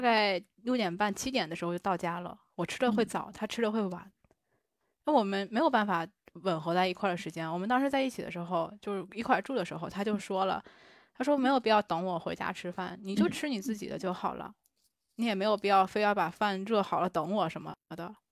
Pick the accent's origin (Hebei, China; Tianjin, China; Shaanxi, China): Tianjin, China; moved away as an adult; also born or lived in Tokyo, Japan; now in Nagoya, Japan; 我老家在天津